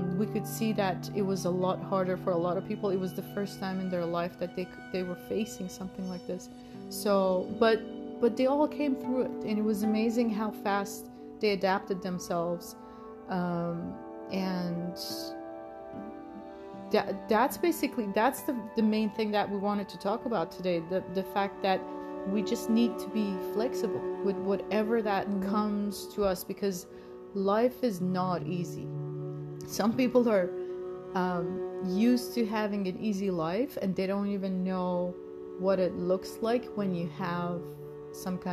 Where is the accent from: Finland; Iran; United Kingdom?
Iran; now in United States; we grew up in Iran. We're sisters, as you knew from our trailer. But we grew up in Iran